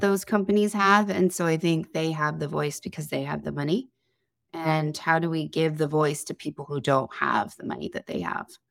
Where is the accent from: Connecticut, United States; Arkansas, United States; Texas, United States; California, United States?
Connecticut, United States; moved away; I'm originally from Connecticut.